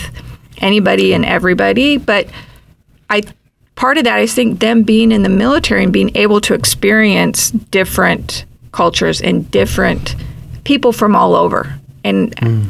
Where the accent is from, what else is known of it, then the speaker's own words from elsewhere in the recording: the Dakotas, United States; now in Santa Barbara, United States; I'm from the Dakotas.